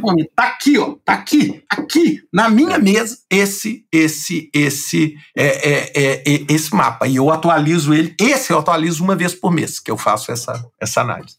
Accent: Brazil; moved away as an adult; eu sou brasileiro, nascido no Brasil

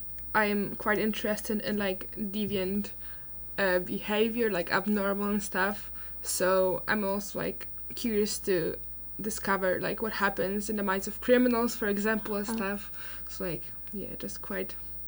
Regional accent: Warsaw, Masovian Voivodeship, Poland; English is a second language; moved away as an adult; now in Groningen, Netherlands; I'm 19, I'm from Warsaw, Poland, and I'm in my first year of studying here.

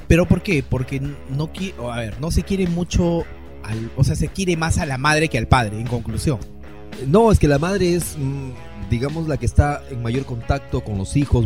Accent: Peru; como peruanos

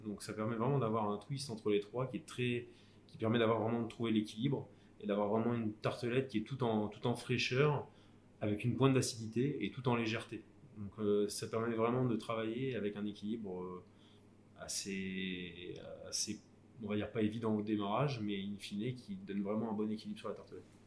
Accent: Lille, Hauts-de-France, France; je suis originaire de la, du Nord, de, de Lille plus précisément, en tout cas la périphérie. J'ai passé tous mes diplômes et fait les trois quarts de ma formation dans, ma, dans ma région natale

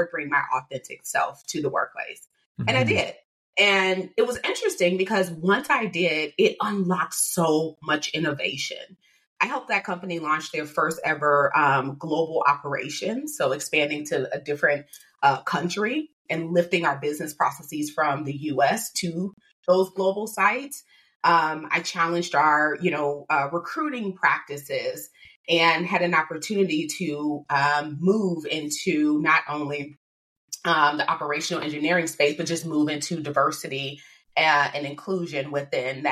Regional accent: Chicago, Illinois, United States; I am from Chicago, Illinois. So born and raised

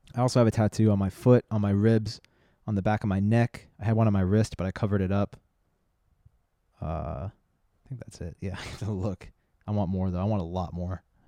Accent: San Diego, California, United States; also born or lived in La Jolla; I grew up in San Diego and La Jolla

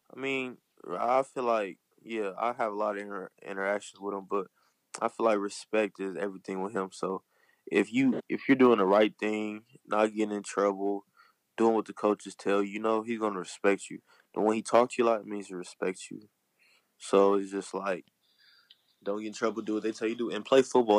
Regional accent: Compton, California, United States; I'm from Compton

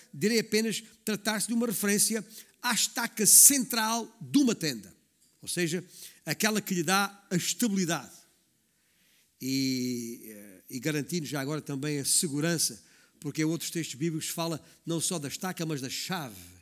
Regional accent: Baixo Alentejo, Portugal; a província onde eu, onde eu nasci, o Baixo Alentejo

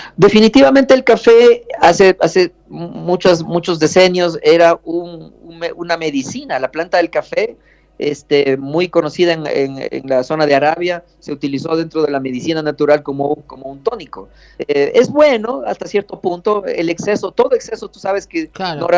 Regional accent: Ecuador; aquí, aquí en Ecuador

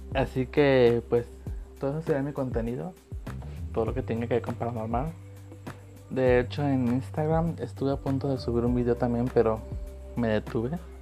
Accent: Manzanillo, Colima, Mexico; Nací en Manzanillo, Colima.

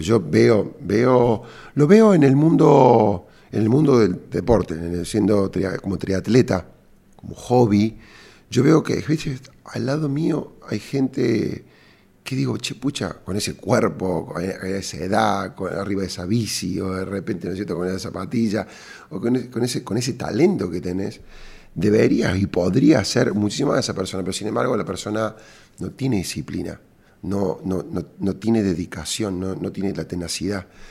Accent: Córdoba, Argentina; cordobés y emprendedor

